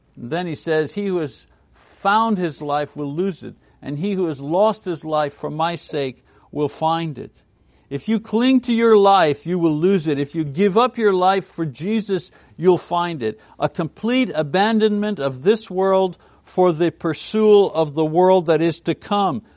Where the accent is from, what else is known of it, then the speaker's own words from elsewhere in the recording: Montreal, Quebec, Canada; Montreal, my hometown in French Canada.